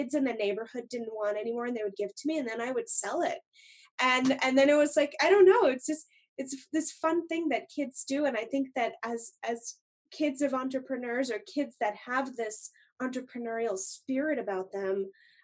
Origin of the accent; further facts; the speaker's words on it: Montreal, Quebec, Canada; I grew up in Montreal